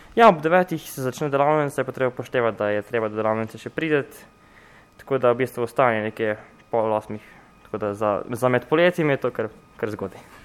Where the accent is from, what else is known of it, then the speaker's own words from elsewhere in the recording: Novo Mesto, Southeast Slovenia, Slovenia; Mi smo vsi skupaj iz Novega mesta, iz Tejnjačke gimnazije